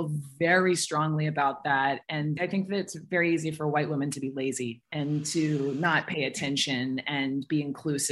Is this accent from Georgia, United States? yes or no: yes; Atlanta, Georgia, United States; growing up in Atlanta, I was very aware of other kids of color